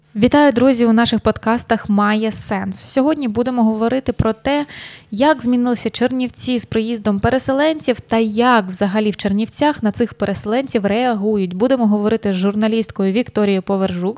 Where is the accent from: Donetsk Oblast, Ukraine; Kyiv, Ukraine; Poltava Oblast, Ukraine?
Donetsk Oblast, Ukraine; Sloviansk; now in Chernivtsi, Ukraine; ти зі Слов'янська